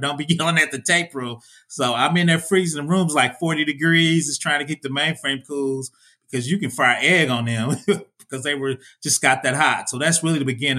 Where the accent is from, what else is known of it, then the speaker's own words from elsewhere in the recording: Indianapolis, Indiana, United States; I'm from Indiana, Indiana, Indianapolis, man. I'm from the Midwest.